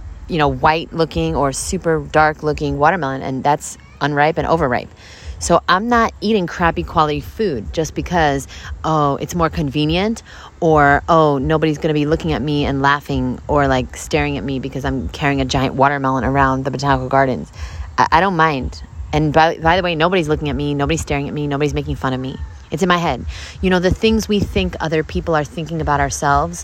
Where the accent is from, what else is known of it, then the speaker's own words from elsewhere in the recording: Brooklyn, New York, United States; I'm from Brooklyn